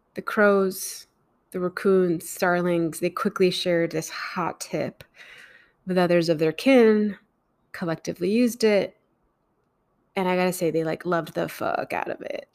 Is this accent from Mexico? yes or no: yes; Mexico; I grew up in Mexico